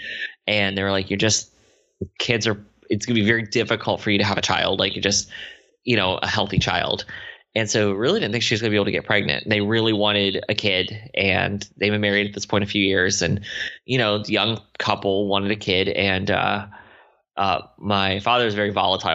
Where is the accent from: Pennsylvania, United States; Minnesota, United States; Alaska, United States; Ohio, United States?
Ohio, United States; Lima; I was raised in Ohio by my mom and dad